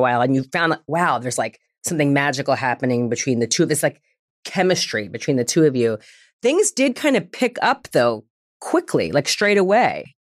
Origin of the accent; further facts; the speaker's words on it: New York, United States; now in Los Angeles, United States; I'm from New York, but at the time I was already living in Los Angeles